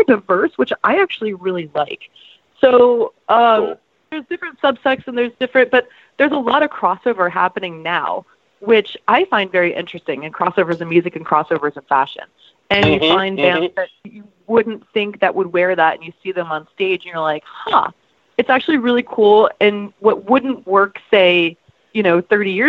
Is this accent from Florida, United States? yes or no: yes; Florida, United States; moved away; I'm from Florida